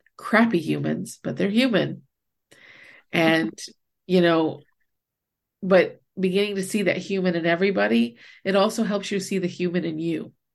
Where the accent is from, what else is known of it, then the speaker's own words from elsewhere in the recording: New Hampshire, United States; also born or lived in Baltimore, Maryland; I moved away from New Hampshire for a year to live with my dad in Maryland, in Baltimore